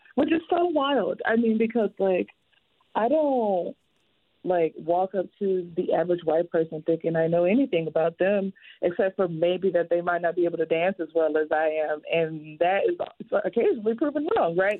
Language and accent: English; the South, United States; I'm also like from the South